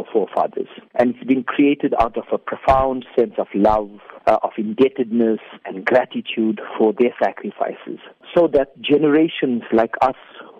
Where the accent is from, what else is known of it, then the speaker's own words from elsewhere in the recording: South Africa; we as South African Indians, we have changed, definitely become deeply westernized.